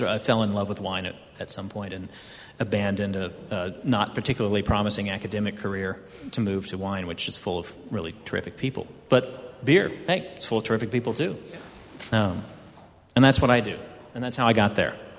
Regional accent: Houston, Texas, United States; I grew up in Houston, Texas, which was built on a swamp

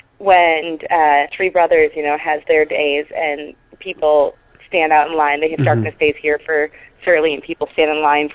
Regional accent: Chicago, Illinois, United States; moved away; I'm from Chicago originally

